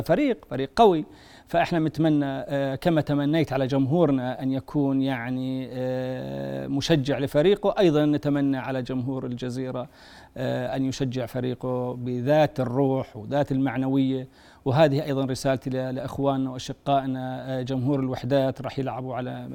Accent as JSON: {"language": "Arabic", "country": "Jordan"}